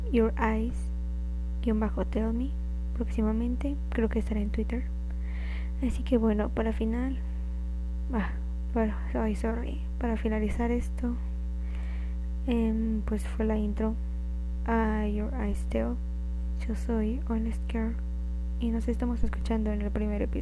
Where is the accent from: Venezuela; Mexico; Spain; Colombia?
Mexico; Guanajuato; born there; now in Mexico City, Mexico; Nací en Guanajuato, pero actualmente vivo en Ciudad de México, Estado de México, por algunos problemas familiares.